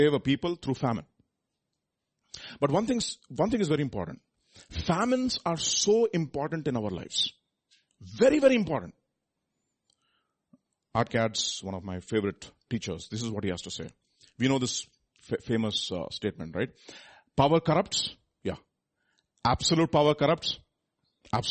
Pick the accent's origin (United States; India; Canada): India; I am from India